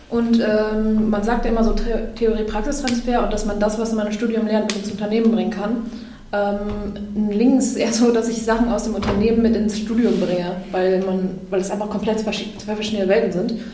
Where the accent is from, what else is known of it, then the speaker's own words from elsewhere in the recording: Lower Saxony, Germany; ich komme ja auch aus dem Emsland und kannte den Campus Lingen ganz gut